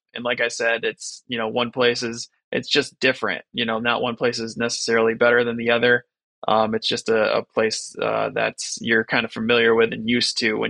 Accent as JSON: {"language": "English", "country": "United States", "tie": "born or raised there", "said": "growing up in America and then going over to a country like China"}